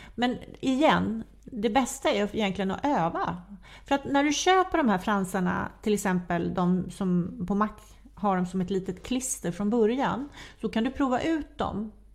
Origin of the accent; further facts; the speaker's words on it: Sweden; vi svenskar